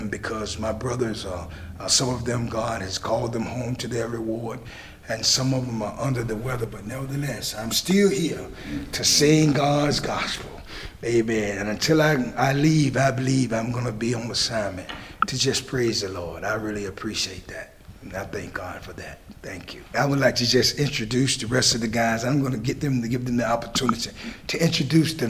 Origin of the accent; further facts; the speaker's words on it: Norfolk, Virginia, United States; I'm originally from Norfolk, Virginia